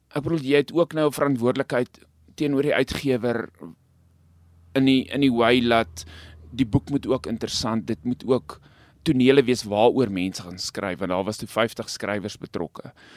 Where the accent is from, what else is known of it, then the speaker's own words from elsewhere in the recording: Stella, North West, South Africa; now in Rosendal, South Africa; ek self op die platland groot geword het. Ek kom nie van Rosenhal af, ek kom van 'n klein dorpie met die naam Stella, dis naby nou Vryburg in die Noordwes.